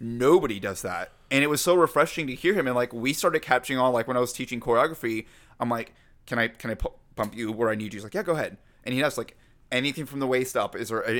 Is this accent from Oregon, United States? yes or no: no; Georgia, United States; I grew up in Georgia.